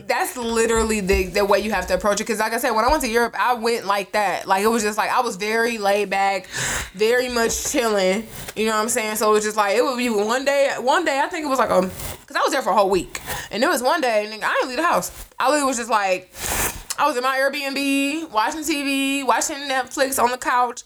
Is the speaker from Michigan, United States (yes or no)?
yes; Detroit, Michigan, United States; We are from Detroit. I grew up in Detroit